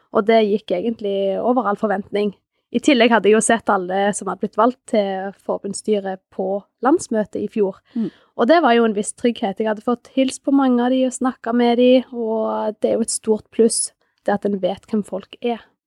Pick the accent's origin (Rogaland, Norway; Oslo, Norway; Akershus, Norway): Rogaland, Norway; Sandnes; moved away as an adult; now in Hammerfest, Norway; er opprinnelig fra Sandnes. Men jeg flytta til Hammerfest for fem år siden